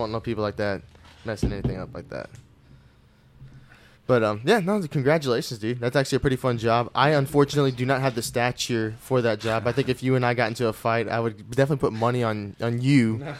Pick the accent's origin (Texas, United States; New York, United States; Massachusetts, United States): Texas, United States; Houston; moved away; I'm originally from Houston